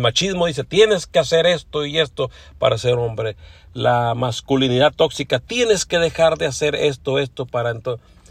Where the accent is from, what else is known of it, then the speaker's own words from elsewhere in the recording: Mexico; now in Los Angeles, United States; aunque soy mexicano, bueno, ya tengo muchos años radicando aquí en Los Ángeles, California